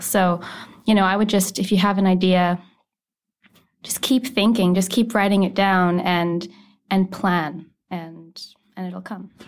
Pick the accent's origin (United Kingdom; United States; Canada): Canada; Saskatoon, Saskatchewan; I'm from Saskatoon